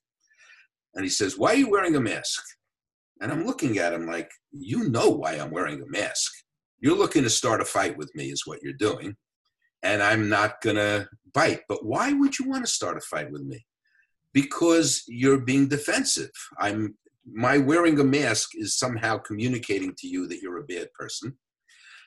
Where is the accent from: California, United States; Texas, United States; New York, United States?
New York, United States; New York City; I grew up in the Bronx